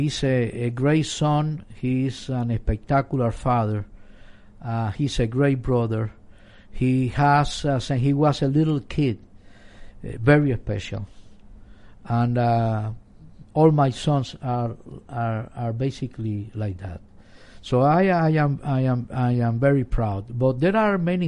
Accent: Cuba; now in Chicago, United States; I am Cuban

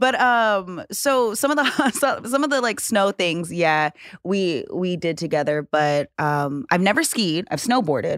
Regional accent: Hawaii, United States; I'm from Hawaii

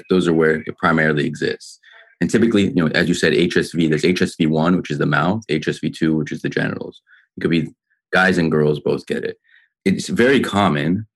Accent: Orange County, California, United States; also born or lived in New York / Rochester; now in Los Angeles, United States; I'm originally from Orange County.

